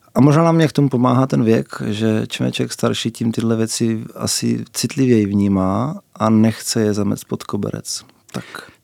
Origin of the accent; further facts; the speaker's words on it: Brno, South Moravian Region, Czechia; u nás v Bosanách jsou eh, čtyři spolky divadelní.